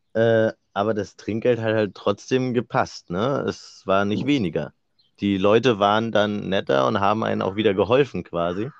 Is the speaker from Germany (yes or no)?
yes; Rostock, Mecklenburg-Vorpommern, Germany; moved away as an adult; now in Wismar, Germany; Wir kommen ja beide aus Rostock